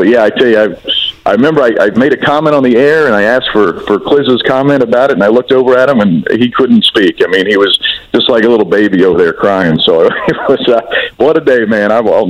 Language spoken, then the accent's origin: English; Indiana, United States; having grown up, born and raised in Indiana, you know, I was born in 1970